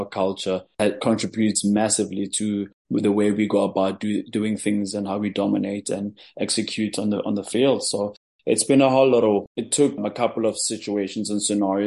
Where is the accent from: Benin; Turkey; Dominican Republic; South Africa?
South Africa; Johannesburg, Gauteng; I'm a guy from Alexander Township in Joburg. I grew up there